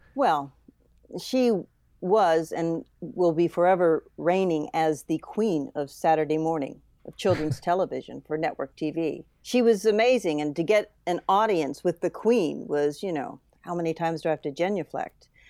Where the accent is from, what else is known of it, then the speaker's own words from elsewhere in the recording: New England, United States; moved away; I'm from New England originally